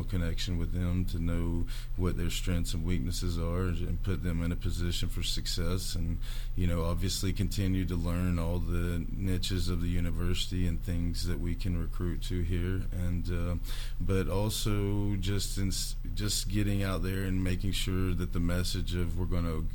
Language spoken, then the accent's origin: English; East Tennessee, United States; me and my two brothers growing up in East Tennessee in the 80s